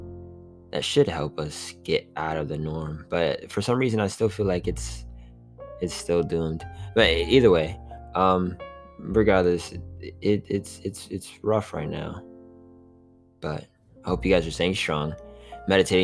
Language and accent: English; hometown near Orlando, Florida, United States; also born or lived in Tallahassee, Florida; I actually got back to my hometown